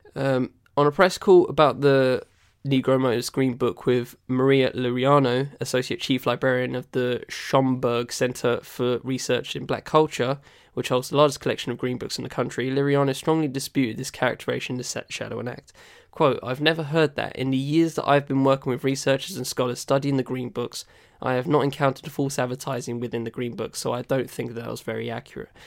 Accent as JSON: {"language": "English", "country": "United Kingdom", "said": "I'm a British guy"}